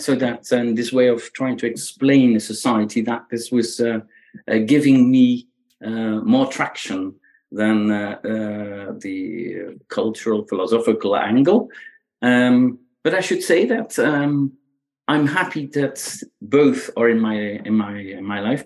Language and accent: English; Belgium; English is a second language; moved away; I grew up in Belgium, right? So that's where where the, the accent comes from.